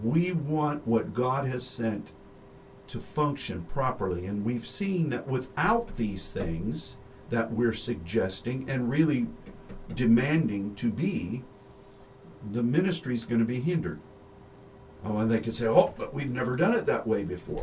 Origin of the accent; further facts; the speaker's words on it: United States; I was raised here in the United States